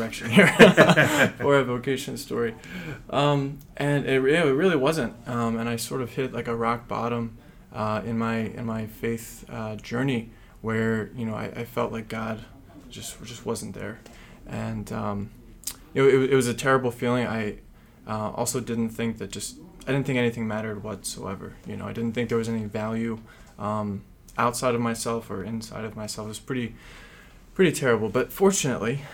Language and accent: English; Pittsburgh, Pennsylvania, United States; moved away as an adult; now in Philadelphia, United States; I'm actually from the Pittsburgh Diocese